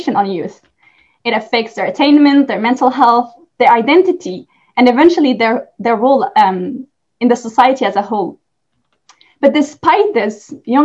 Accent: France; I am from France

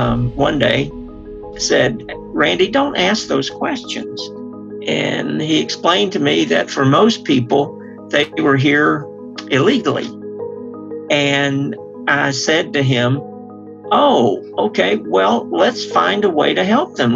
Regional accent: Lake Charles, Louisiana, United States; now in Marshall, Texas, United States; Lake Charles, Louisiana is my hometown

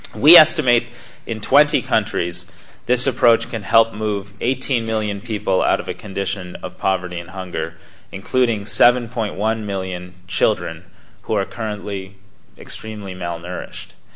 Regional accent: United States; you come here from the United States as an American student

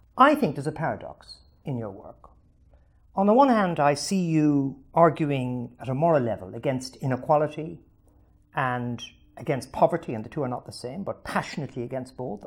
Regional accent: Ireland; I'm from Ireland

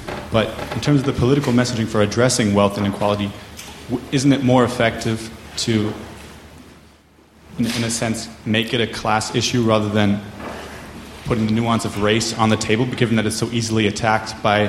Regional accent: United States; I'm an American.

